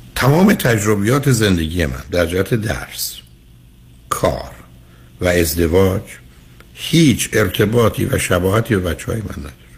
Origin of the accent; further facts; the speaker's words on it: Shiraz, Fars, Iran; تو دبستان در شیراز